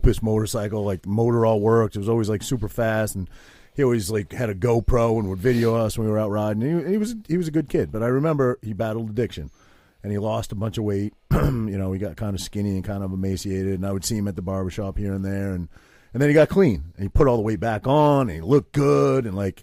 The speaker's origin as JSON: {"language": "English", "region": "Maine", "country": "United States", "tie": "born or raised there", "moved": "as an adult", "said": "my tiny little town that I grew up in back in Maine, tiny little town, population of, like, 800 people"}